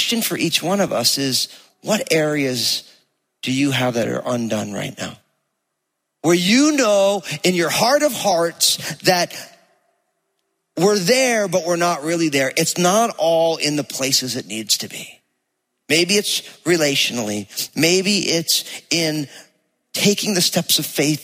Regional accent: New Jersey, United States; accent: Jersey; You hear my Jersey accent coming out

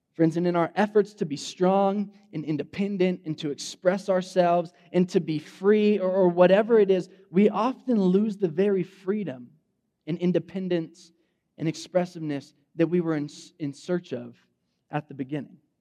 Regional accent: Fresno, California, United States; I grew up in Fresno, like West Fresno. I'm a Central High School graduate

